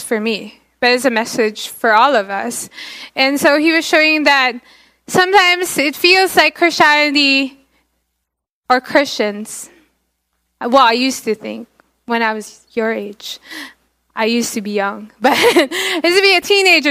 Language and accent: English; Philippines; I'm Filipino because I grew up in the Philippines.